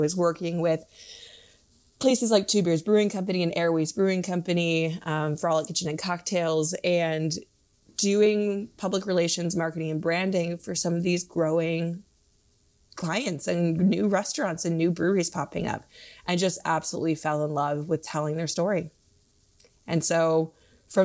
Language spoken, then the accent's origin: English; Minnesota, United States; also born or lived in Michigan; So I'm from the Midwest. I've actually lived in 10 states in my life, was born in Michigan, moved around a lot as a kid, and then landed in Minnesota for high school and college.